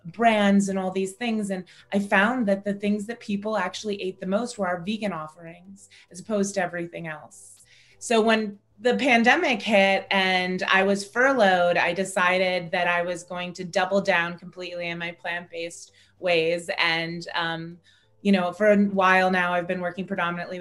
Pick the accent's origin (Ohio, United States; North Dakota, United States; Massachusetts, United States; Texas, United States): Ohio, United States; Cleveland; also born or lived in Silicon Valley, California; now in Los Angeles, United States; I grew up in Cleveland, Ohio, right on Lake Erie